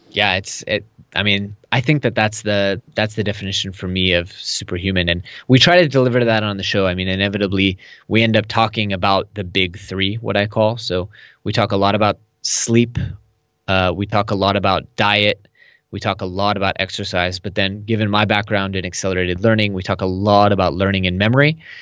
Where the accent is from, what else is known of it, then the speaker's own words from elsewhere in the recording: Silicon Valley, California, United States; moved away as an adult; now in Tel Aviv, Israel; I am originally from Silicon Valley. I lived there till I was twenty-four